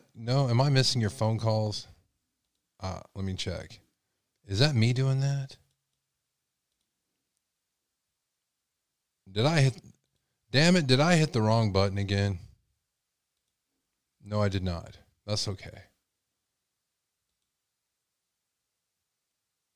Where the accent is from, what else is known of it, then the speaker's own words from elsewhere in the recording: Texas, United States; I'm from Texas